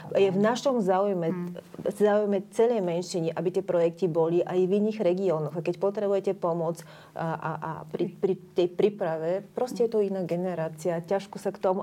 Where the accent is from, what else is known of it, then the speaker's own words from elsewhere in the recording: Bulgaria; Slovak is a second language; now in Slovakia; som bulharka, že som to povedala otvorene ešte hneď, keď bolo počuť môj prízvuk